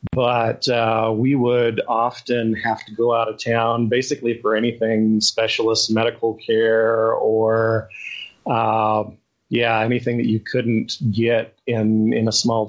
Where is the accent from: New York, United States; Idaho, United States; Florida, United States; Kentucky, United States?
Idaho, United States; Malad; also born or lived in East Bay, California; now in Utah, United States; my dad and I moved to Idaho, to the little town that he grew up in. And so I did my teenage years in high school there.